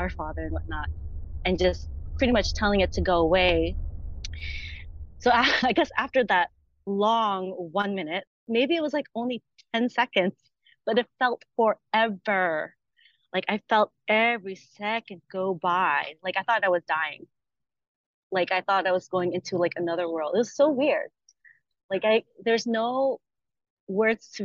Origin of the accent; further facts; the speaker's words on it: New Jersey, United States; moved away as an adult; now in Los Angeles, United States; I'm originally from New Jersey, but moved to Los Angeles, California in 2013